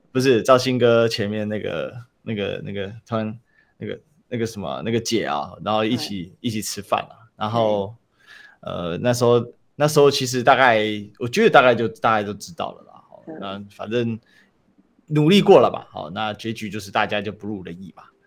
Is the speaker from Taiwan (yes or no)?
yes; Kaohsiung, Taiwan; 我都是高雄人啊